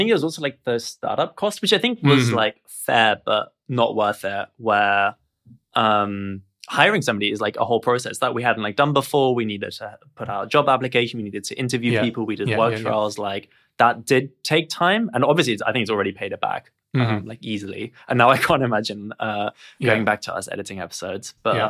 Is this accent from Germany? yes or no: yes; Germany; I'm actually from Germany, so I can do hello.